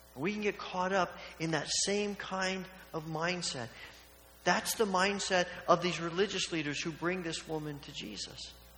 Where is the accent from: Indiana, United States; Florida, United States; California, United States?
Indiana, United States; Evansville; when I was a child growing up in Evansville, Indiana